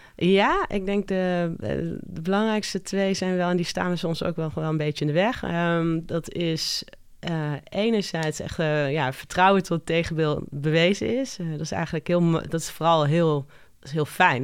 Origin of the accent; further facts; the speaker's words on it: Curaçao; moved away; Ik ben geboren en getogen op Curaçao